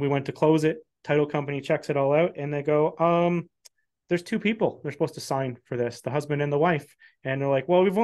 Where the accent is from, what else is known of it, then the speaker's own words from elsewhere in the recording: Canada; I'm Canadian, right? I have a Canadian passport.